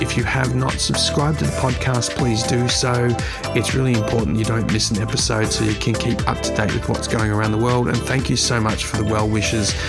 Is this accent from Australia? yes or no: yes; Australia; my home country of Australia